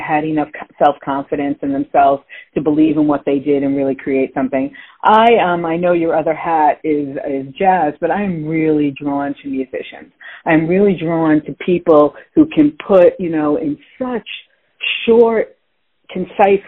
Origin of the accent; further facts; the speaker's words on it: Long Island, New York, United States; growing up in Long Island